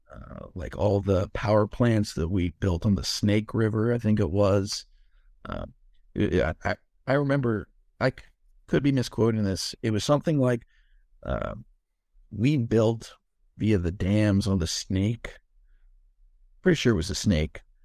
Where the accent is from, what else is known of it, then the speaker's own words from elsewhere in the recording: East Coast, United States; also born or lived in Los Angeles; now in Maryland, United States; born and raised on the East Coast and then we moved west